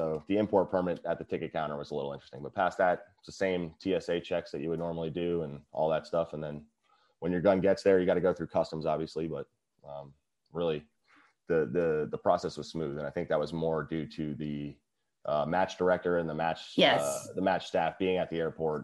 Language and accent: English; New Jersey, United States; I'm from New Jersey